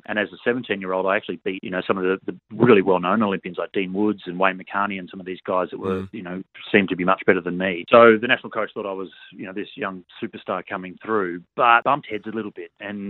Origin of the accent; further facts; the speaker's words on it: Gold Coast, Queensland, Australia; growing up on the Gold Coast